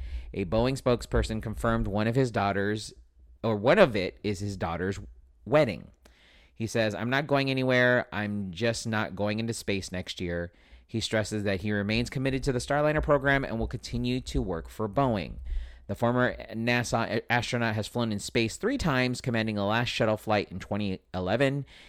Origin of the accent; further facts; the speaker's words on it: United States; because as a American, you should, you know, be following the whole presidential election.